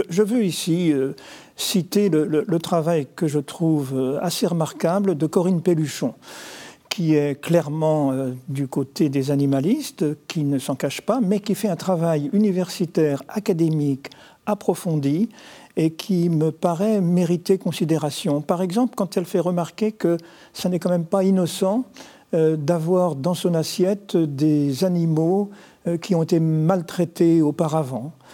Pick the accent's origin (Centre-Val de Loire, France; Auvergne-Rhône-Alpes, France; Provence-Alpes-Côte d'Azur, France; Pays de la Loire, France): Pays de la Loire, France; Nantes; je suis nantais